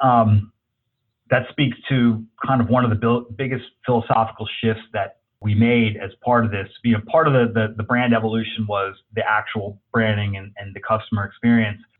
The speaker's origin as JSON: {"language": "English", "region": "New Jersey", "country": "United States", "tie": "born or raised there", "also_born_or_lived": "Los Angeles, California", "moved": "yes", "lives_now": "Texas, United States", "said": "growing up in Jersey, living"}